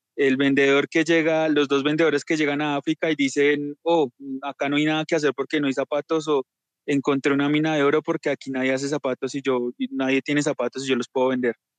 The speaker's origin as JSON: {"language": "Spanish", "country": "Colombia", "said": "también hablo como colombiano"}